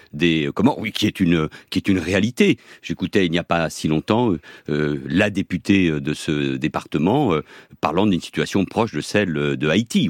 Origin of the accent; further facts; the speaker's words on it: Barcelona, Catalonia, Spain; now in France; je suis né à Barcelone et à 18 ans, j'ai demandé, comme tout étranger, la nationalité française.